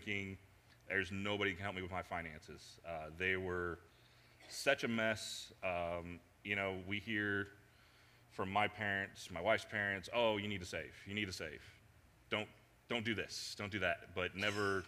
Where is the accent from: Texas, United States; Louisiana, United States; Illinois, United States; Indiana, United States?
Indiana, United States; Indianapolis; moved away as an adult; now in Cincinnati, United States; I grew up in Indianapolis, moved here to Cincinnati. When I was about 22, 23